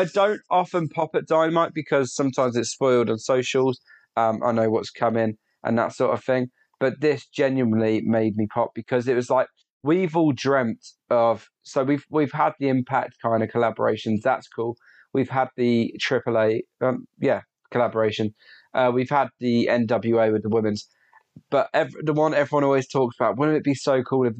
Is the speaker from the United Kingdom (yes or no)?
yes; United Kingdom; we Brits